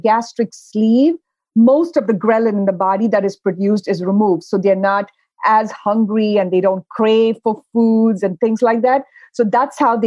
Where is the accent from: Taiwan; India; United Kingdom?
India; moved away; Growing up, I grew up in India